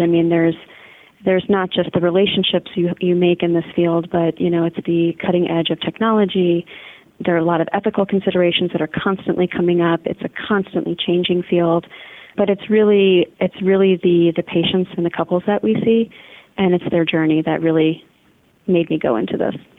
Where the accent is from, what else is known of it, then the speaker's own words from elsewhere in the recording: Washington, District of Columbia, United States; now in St. Louis, United States; Being from DC, I think I have a little bit of PTSD from literally the traffic